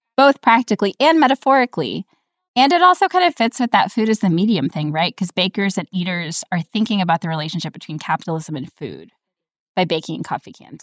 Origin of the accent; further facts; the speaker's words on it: New York, United States; I grew up in New York where there, the Protestant population is not huge